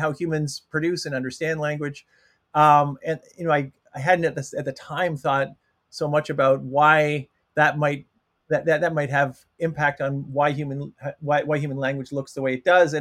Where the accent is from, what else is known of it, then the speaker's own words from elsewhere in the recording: Toronto, Ontario, Canada; moved away as an adult; also born or lived in Kingston, Ontario; I'm from Canada, I'm from Toronto